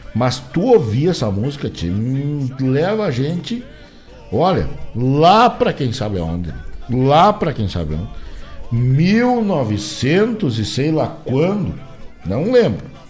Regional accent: Rio Grande do Sul, Brazil; A gente é gaúcho desde que a gente nasceu, é verdade, porque a gente nasceu no Rio Grande do Sul, então somos gaúchos

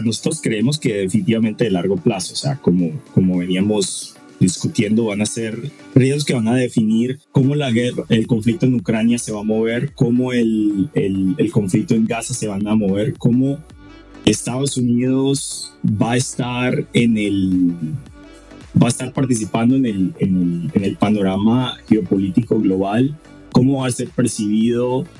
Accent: Colombia; yo siendo latinoamericano y colombiano

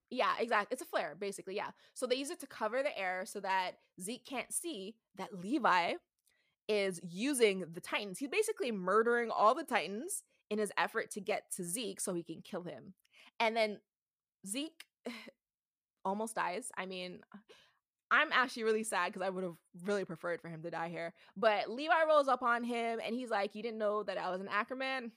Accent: Canada; I'm from Canada

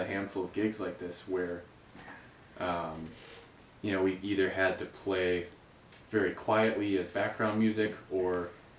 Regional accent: Green Bay, Wisconsin, United States; moved away as an adult; now in Milwaukee, United States; growing up in Green Bay

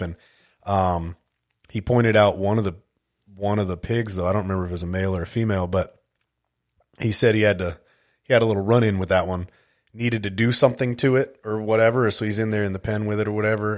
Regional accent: California, United States; moved away as an adult; also born or lived in Las Vegas, Nevada / Grand Forks, North Dakota / Alaska; I was born and raised in California

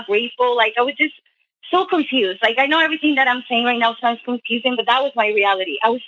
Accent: Colombia; now in Canada; I'm a girl from Colombia that moved to Canada looking for a better life, you know, better money.

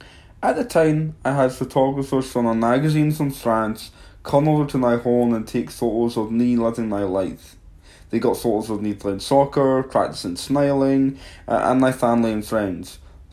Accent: Livingston, Scotland, United Kingdom; born there; I was born in Livingston, Scotland. As a kid growing up, my family always made me feel special

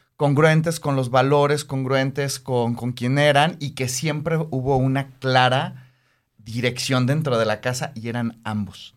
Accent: Mexico City, Mexico; moved away; Yo soy originario de la Ciudad de México. Este, crecí allá

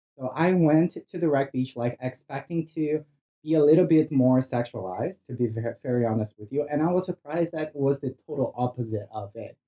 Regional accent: Brazil; English is a second language; moved away; I'm originally from Brazil.

